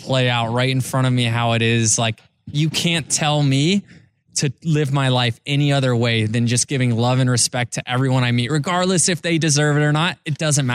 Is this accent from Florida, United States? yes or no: yes; Tampa Bay, Florida, United States; I'm playing Major League Baseball in my hometown for a team that I grew up rooting for.